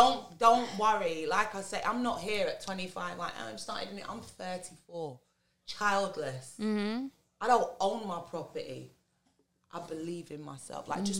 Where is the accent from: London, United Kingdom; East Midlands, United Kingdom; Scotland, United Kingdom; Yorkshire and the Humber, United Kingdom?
London, United Kingdom; I'm from London. I never heard of you.